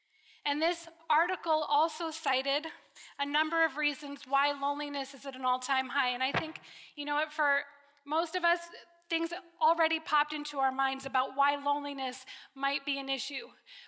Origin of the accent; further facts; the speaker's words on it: Connecticut, United States; I was born and raised in Connecticut. I'm an East Coast girl. One more East Coast girl in the room. I don't sound like it. I've been off the East Coast long enough that I no longer have that thick accent.